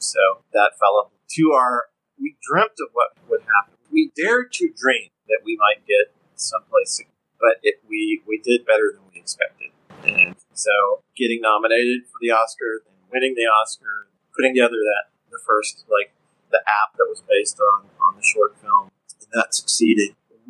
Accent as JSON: {"language": "English", "town": "Shreveport", "region": "Louisiana", "country": "United States", "tie": "born or raised there", "said": "my hometown."}